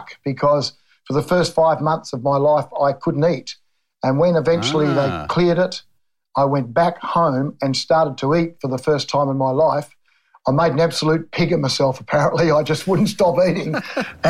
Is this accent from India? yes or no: no; Jingalup, Western Australia, Australia; also born or lived in Cottesloe, Western Australia; now in Willetton, Australia; a wonderful country upbringing in Jingleup, a little two-room school